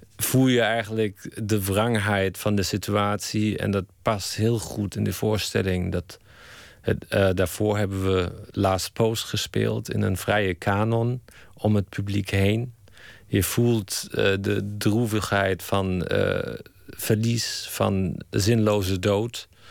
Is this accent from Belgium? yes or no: no; Germany; Dutch is a second language; moved away as an adult; now in Netherlands; ik blijf Duits. Ik kijk met een Duitse bril